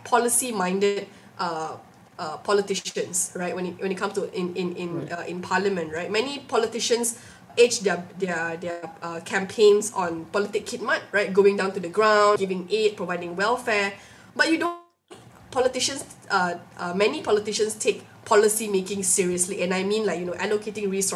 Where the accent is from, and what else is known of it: Malaysia